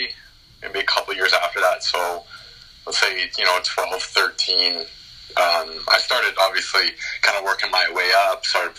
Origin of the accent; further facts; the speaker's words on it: Calgary, Alberta, Canada; Born and raised in Calgary, Alberta